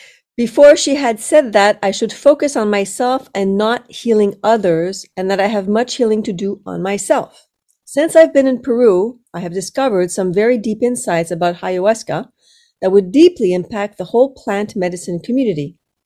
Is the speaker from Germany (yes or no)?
no; Romania; English is a second language; moved away as an adult; now in United Kingdom; I'm from Romania, and I've lived in the UK for the last 3 years.